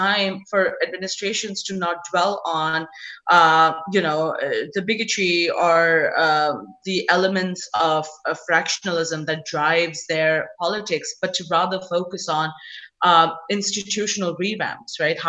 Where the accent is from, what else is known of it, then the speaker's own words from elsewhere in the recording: India; now in United States; as an Indian who's come from India